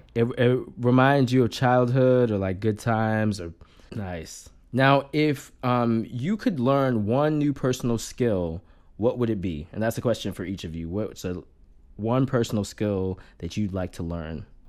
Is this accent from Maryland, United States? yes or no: yes; Maryland, United States; I grew up in Maryland